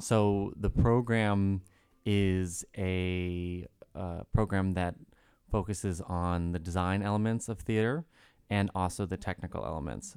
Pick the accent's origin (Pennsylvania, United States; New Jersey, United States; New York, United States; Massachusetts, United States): Massachusetts, United States; Reading; I am from Reading, Massachusetts